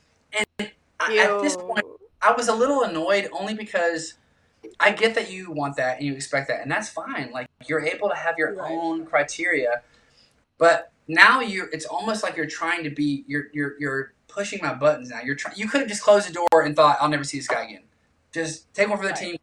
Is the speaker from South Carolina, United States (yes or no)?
yes; South Carolina, United States; I was raised in South Carolina